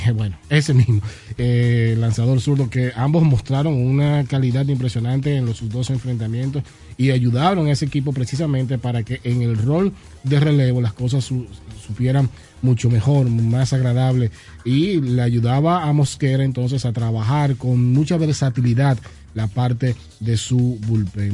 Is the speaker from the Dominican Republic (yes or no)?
yes; Dominican Republic; nuestro nombre como República Dominicana